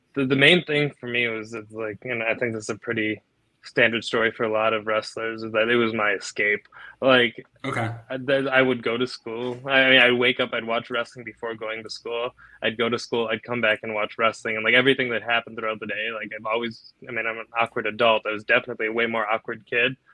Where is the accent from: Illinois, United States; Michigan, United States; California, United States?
Illinois, United States; Naperville; I'm from Naperville